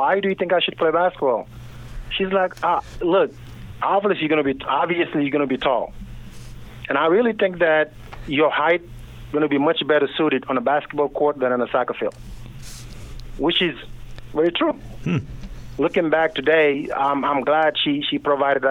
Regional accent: Senegal; moved away; also born or lived in Kansas, United States; I was born and raised in Senegal, West Africa

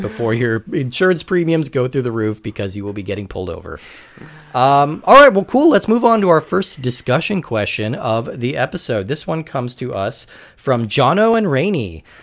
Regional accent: California, United States; I'm originally from California

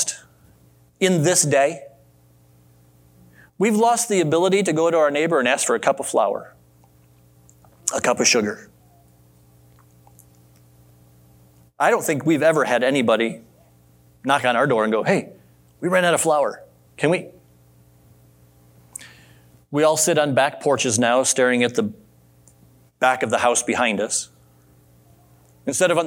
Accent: Adrian, Michigan, United States; growing up in Adrian, Michigan

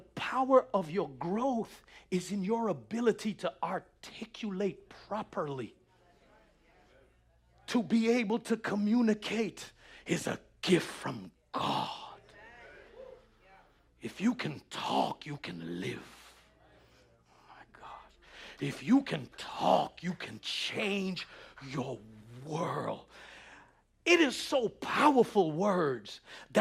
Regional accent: New York City, New York, United States; growing up in New York City, it was all, yo, we from the hood

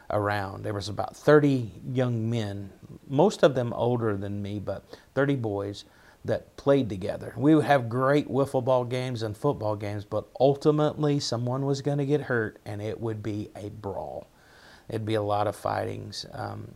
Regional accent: Dante, Virginia, United States; accent: Appalachian; also born or lived in Washington County, Virginia; I'm from Russell County, Virginia, which is probably closer to Kentucky. I grew up there.

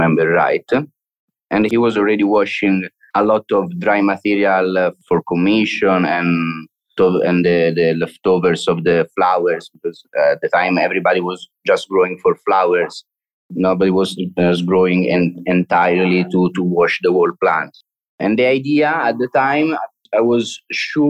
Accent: Italy; moved away as an adult; now in Barcelona, Spain; we are all from Italy.

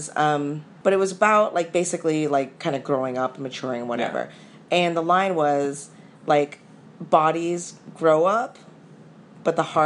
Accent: California, United States; I'm from California

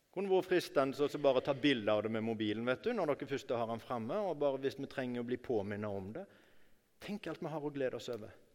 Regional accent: Norway; jeg ble født i Norge

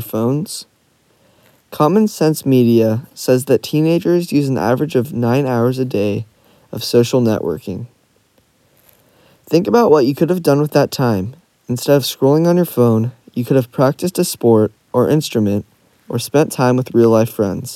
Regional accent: Silicon Valley, California, United States; Growing up in Silicon Valley

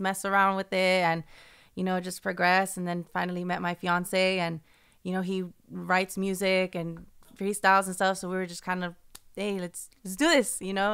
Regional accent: San Francisco, California, United States; I was born and raised in San Francisco.

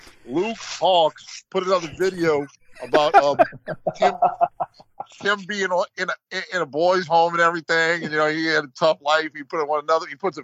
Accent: West Bank, Palestine; Because, I mean, I grew up on the West Bank, so I'm used to, you know, all that, you know.

